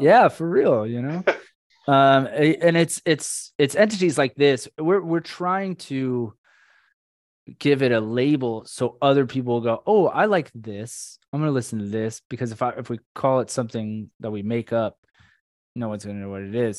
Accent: Orlando, Florida, United States; now in South Florida, United States; we grew up in Orlando, but I'm in South Florida now

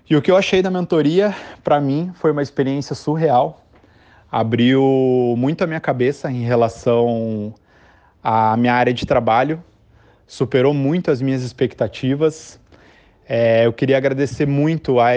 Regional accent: Curitiba, Paraná, Brazil; eu sou de Curitiba, no Paraná.

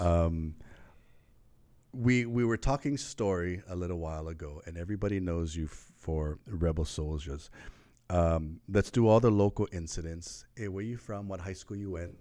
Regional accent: Lanai, Hawaii, United States; now in Oahu, United States; I was from Lanai

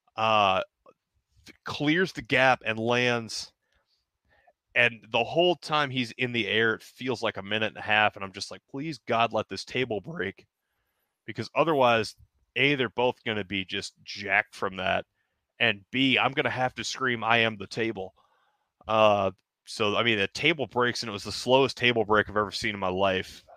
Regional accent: Denham Springs, Louisiana, United States; that little local show in my hometown

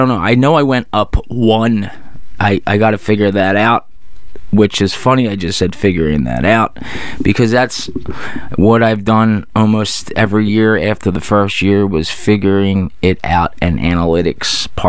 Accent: Singapore; I don't know how Singapore people... I am from Singapore.

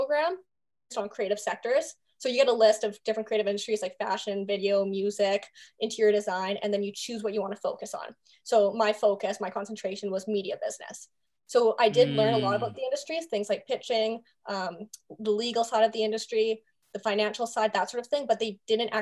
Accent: Vancouver, British Columbia, Canada; moved away as an adult; now in Toronto, Canada; I grew up in Vancouver and I moved to Toronto for university.

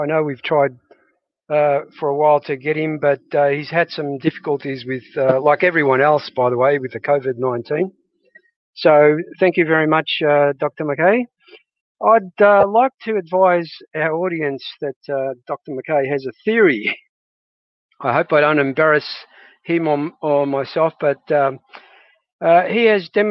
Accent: Australia; I'm from Australia, just like John. And without being too modest, we are a great bunch of Aussie larrikins

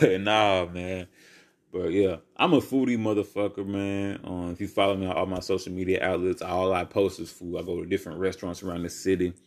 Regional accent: Albany, United States; my hometown in Albany

